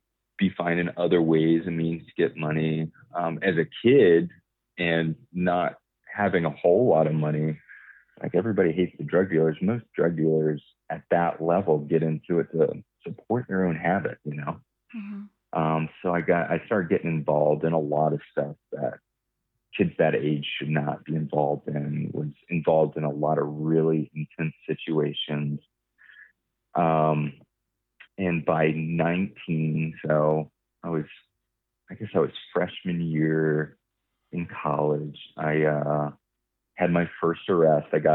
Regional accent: Florida, United States; I'm from Florida.

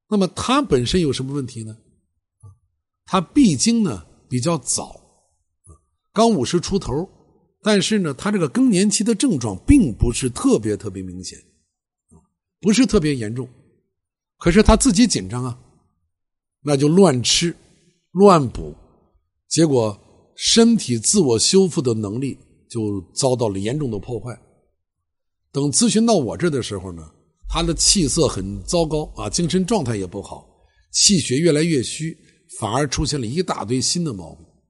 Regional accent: Xi'an, Shaanxi, China; 我是西安人，西安是八大城市之一当时，啊，是个旅游城市

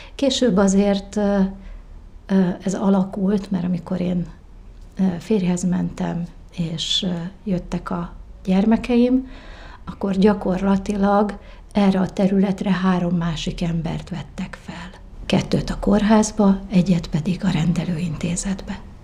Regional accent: Várpalota, Veszprém County, Hungary; Várpalotán, a készenléti lakótelepen, ami egy kis barátságos, fás övezet, ott nőhettem fel.

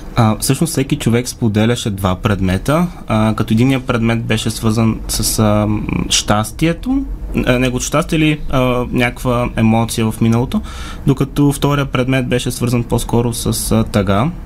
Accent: Sliven, Sliven Province, Bulgaria; От Надежда съм

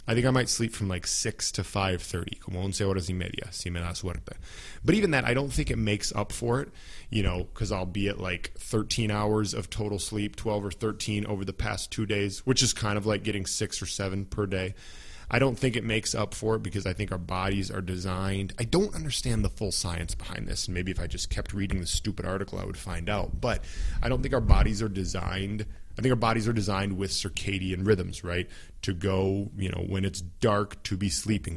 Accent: United States; first language English

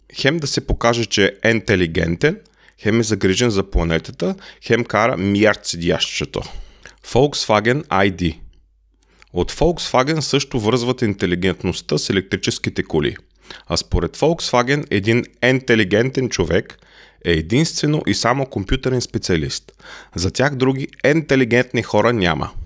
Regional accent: Bulgaria; now in Germany; Аз съм българин

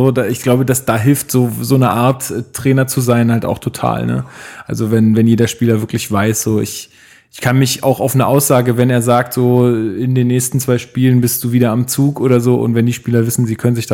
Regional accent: near Leipzig, Saxony, Germany; moved away as an adult; now in Berlin, Germany; ich komme aus der Nähe von Leipzig.

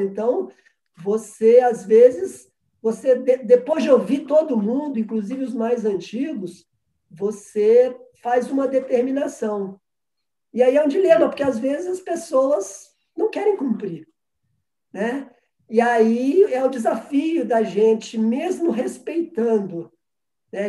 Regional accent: Minas Gerais, Brazil; eu sou mineiro

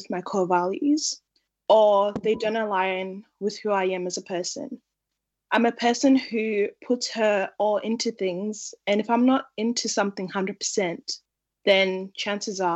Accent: Australia; also born or lived in Zimbabwe / South Australia; now in Melbourne, Australia; I was born in Zimbabwe and raised in Australia. I've lived in Australia majority of my life, with part of it being spent in South Australia before I moved to Melbourne

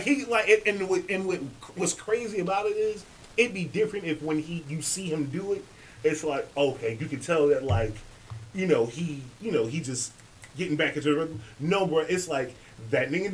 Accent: Philadelphia, Pennsylvania, United States; I'm from Beanie Siegel, Philly.

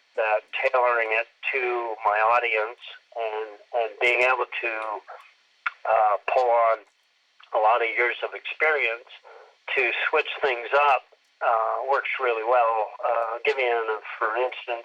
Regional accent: Moncton, New Brunswick, Canada; moved away as an adult; I was born and raised in Eastern Canada, a town called Moncton, New Brunswick

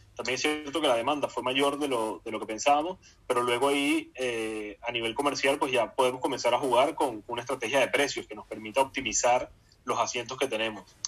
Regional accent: Barquisimeto, Lara, Venezuela; yo nací en Barquisimeto y, de niño pues me gustaba Cardenales porque era el equipo de Barquisimeto

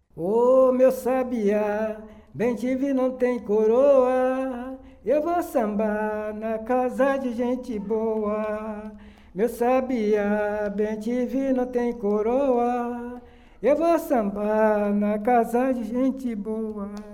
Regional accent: Cachoeira, Bahia, Brazil; Nasci em Cachoeira

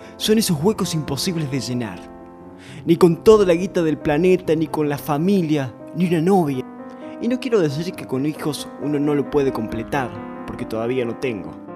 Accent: Almafuerte, Córdoba, Argentina; mi pueblo, Almafuerte

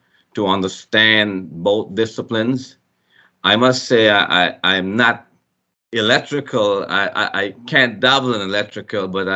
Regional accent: Guyana; Growing up in Guyana, there was a lot of poor folk

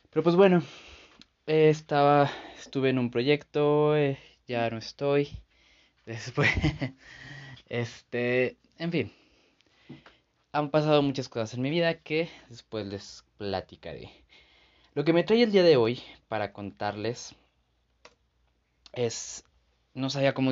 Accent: San Luis Potosí, Mexico; soy de San Luis Potosí, entonces aquí se hace un súper relajo, en serio.

